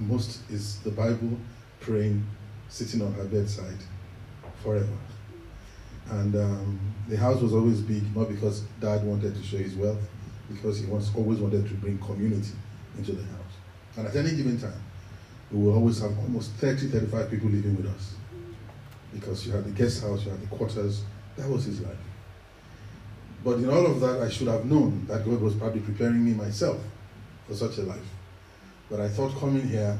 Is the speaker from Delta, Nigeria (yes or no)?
no; Ibadan, Oyo, Nigeria; moved away; also born or lived in Ekiti State, Nigeria; I was born in that western region, that large city in West Africa called Ibadan.